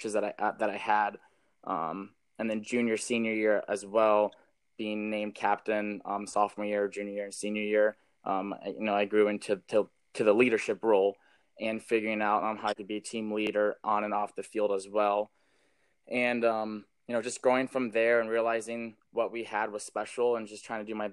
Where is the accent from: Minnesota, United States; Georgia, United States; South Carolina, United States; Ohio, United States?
Ohio, United States; Massillon; born or raised there; also born or lived in Columbus, Ohio